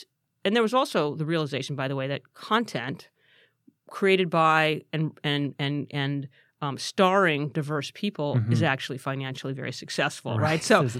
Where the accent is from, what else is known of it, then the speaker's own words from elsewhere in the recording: Santa Clarita, California, United States; I grew up in Valencia, Santa Clarita.